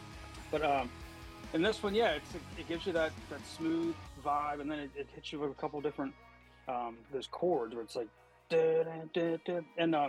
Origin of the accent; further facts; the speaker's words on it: South Australia, Australia; We're doing South Australia. I'm from Southern Australia.